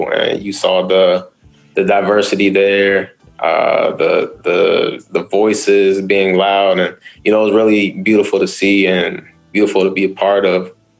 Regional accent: Prince George's County, Maryland, United States; PG County as well. You know, that being my hometown.

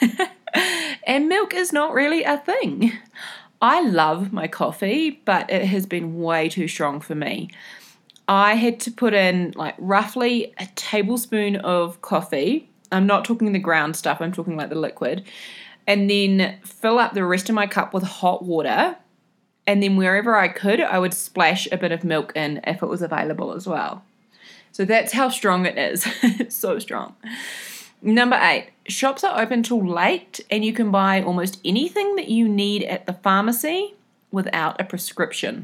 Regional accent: New Zealand; what I'm used to from New Zealand

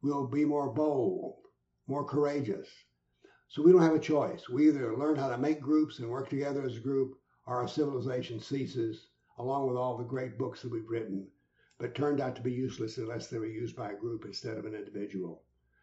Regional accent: Nashville, Tennessee, United States; my hometown of Nashville

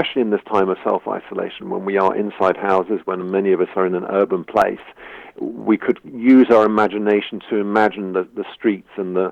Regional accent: London, United Kingdom; moved away; also born or lived in Bristol; I grew up in London

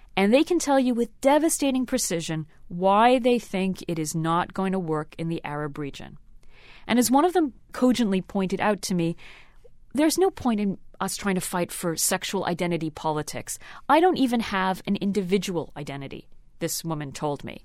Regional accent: Canada; I grew up in Canada

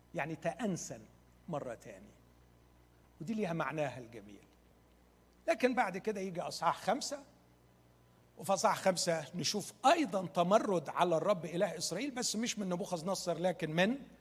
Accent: Egypt; احنا عندنا في مصر

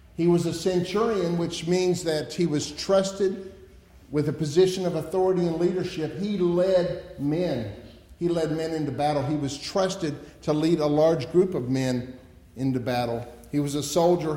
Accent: United States; As an American

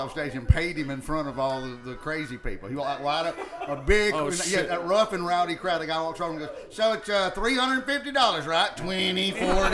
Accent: Oxford, Alabama, United States; moved away; I'm from Oxford, Alabama.

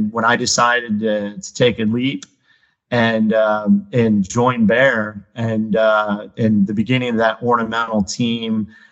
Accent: Illinois, United States; I'm originally from Illinois

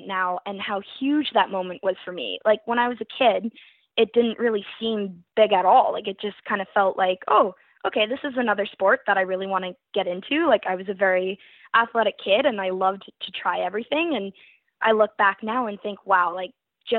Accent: Welland, Ontario, Canada; I am from Welland, Ontario, Canada

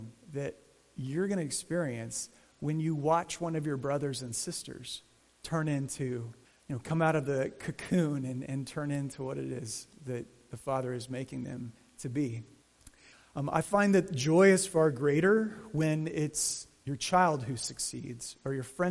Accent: Arizona, United States; growing up in Arizona

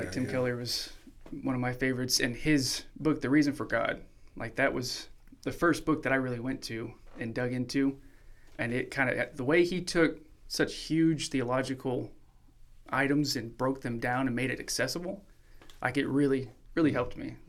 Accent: Chiapas, Mexico; so for those that don't know, I did grow up as a missionary kid. So I grew up in Mexico, Chiapas, Mexico.

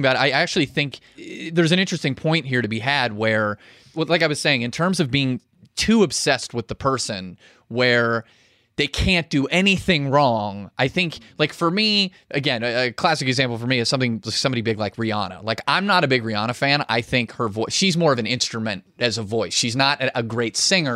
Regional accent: Pittsburgh, Pennsylvania, United States; I'm from Pittsburgh.

